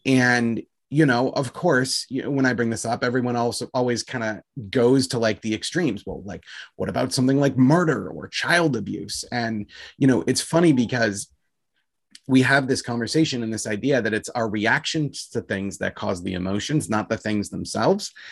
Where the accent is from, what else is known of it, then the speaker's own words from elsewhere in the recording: United States; I'm an American guy